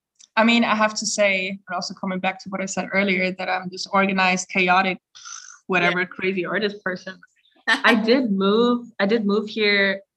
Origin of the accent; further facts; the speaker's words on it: Salzburg, Austria; English is a second language; as you know, we're from Salzburg, so there's a very certain scene, if you may say so.